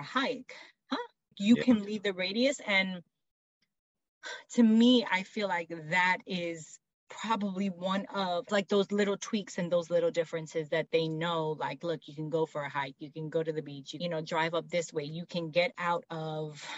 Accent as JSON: {"language": "English", "region": "South Florida", "country": "United States", "tie": "born or raised there", "said": "I grew up in South Florida"}